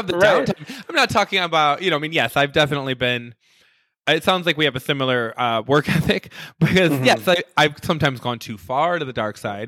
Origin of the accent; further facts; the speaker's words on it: Michigan, United States; also born or lived in New York / Chicago; now in Las Vegas, United States; I'm from Michigan, but I went to New York